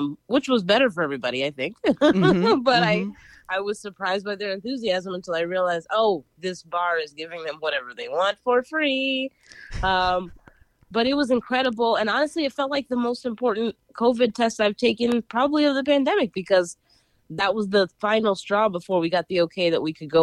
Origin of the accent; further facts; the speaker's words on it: Philadelphia, Pennsylvania, United States; now in New York City, United States; I'm from Philly